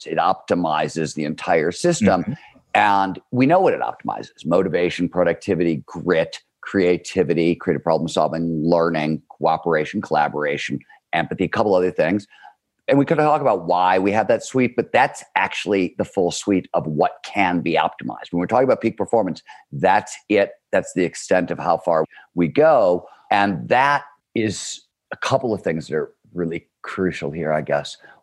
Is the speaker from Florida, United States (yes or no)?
no; Cleveland, Ohio, United States; I grew up in Cleveland, Ohio, wanted to be a writer